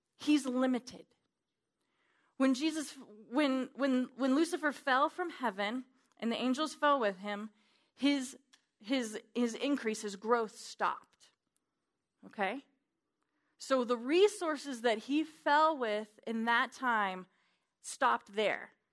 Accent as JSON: {"language": "English", "region": "Wyoming", "country": "United States", "said": "I'm from Wyoming"}